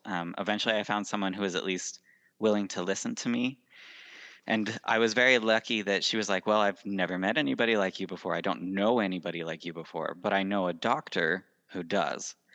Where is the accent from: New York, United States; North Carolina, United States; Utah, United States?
Utah, United States; Salt Lake City; I was born and raised in Salt Lake City, Utah